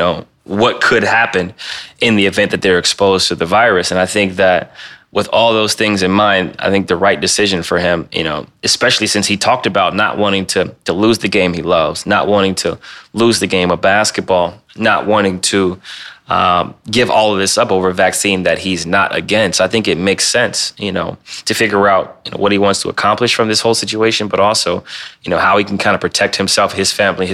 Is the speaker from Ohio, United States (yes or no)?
yes; Cleveland, Ohio, United States; he's also playing with the Gavs, which is, you know, my hometown team